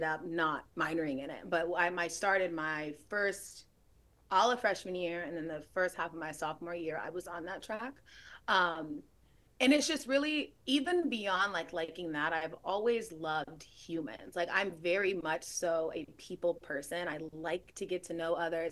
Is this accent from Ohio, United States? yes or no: no; Gwinnett County, Georgia, United States; I'm from Gwinnett County